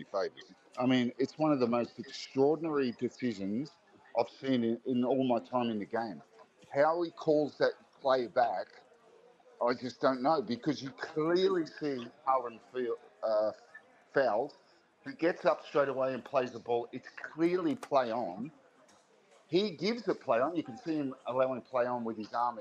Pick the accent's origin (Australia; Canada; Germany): Australia; Sydney, New South Wales; Grew up in, the Shire down there.